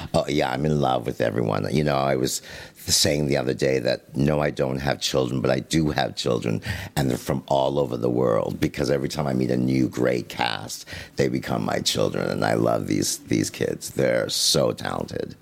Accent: Canada; I'm Canadian

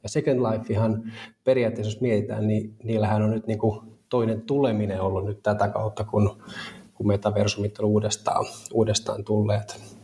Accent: Turku, Southwest Finland, Finland; turkulainen neljän lapsen isä

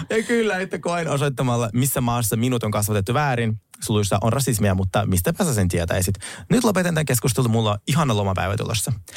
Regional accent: Finland; also born or lived in Russia; Olen kyllä kasvanut Suomessa

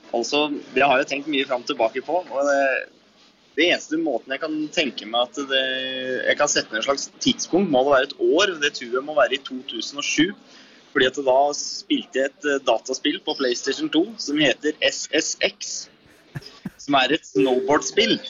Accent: Etnedal, Innlandet, Norway; jeg kommer jo da fra Etnedal i Valdres

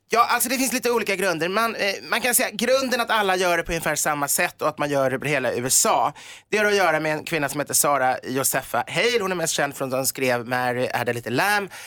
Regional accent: Sweden; vi är svenskar

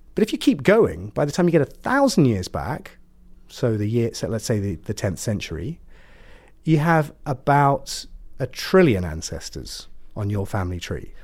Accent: Ipswich, East of England, United Kingdom; moved away; I'm from Suffolk

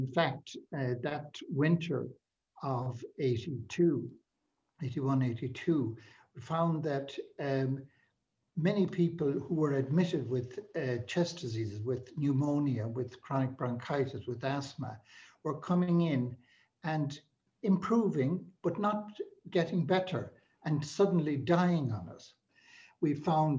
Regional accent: Galway, Connacht, Ireland; moved away as an adult; also born or lived in London; now in Dublin, Ireland; I was from Galway and had lived there

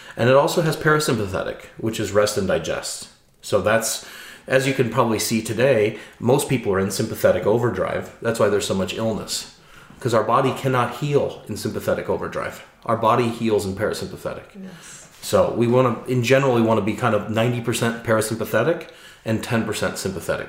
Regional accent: Chicago, Illinois, United States; moved away as an adult; now in Norway; I'm from Chicago. It's five million people. You know, it's it's very diverse. You know, I grew up in the diversity. I grew up going to the Art Institute of Chicago as a child

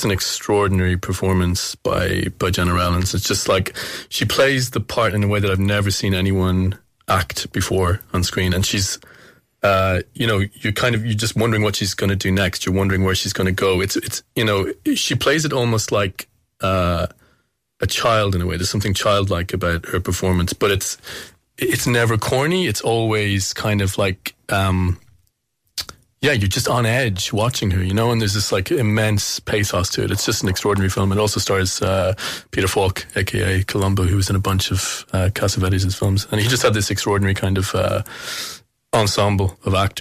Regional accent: Kilkenny, Leinster, Ireland; it was in my hometown

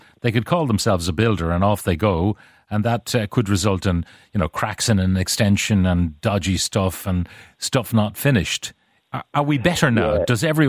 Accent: Ireland; born there; also born or lived in United States; home 2 years now from America, there for 23 years. I would not advise anyone to come home here, and I'm Irish born.

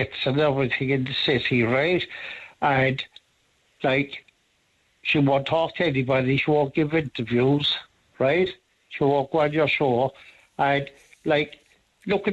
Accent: Cork, Munster, Ireland; I grew up in Cork City

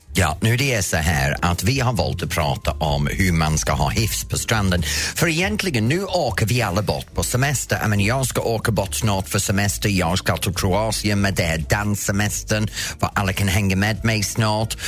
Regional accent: Roslagen, Stockholm County, Sweden; also born or lived in Norrtälje; från min hemtrakt

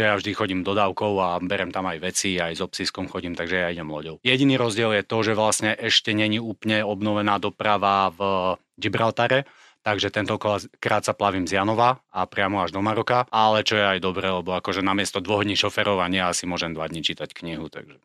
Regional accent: Slovakia; moved away as an adult; also born or lived in Morocco; ja som osobne bol na Slovensku cez leto po 15 rokoch. Od mojich, myslím, 18 rokov som leto na Slovensku nestravil

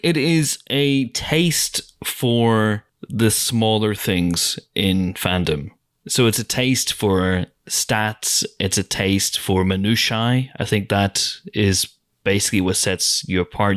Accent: Northern Ireland, United Kingdom; accent: Northern Irish; We're from the north

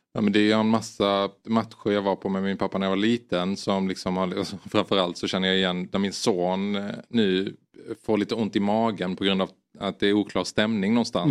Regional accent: Sweden

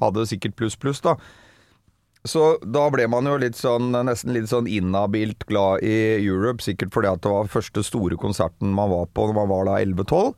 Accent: Bærum, Akershus, Norway; så er jeg fra Bærum, egentlig. Hosle i Bærum.

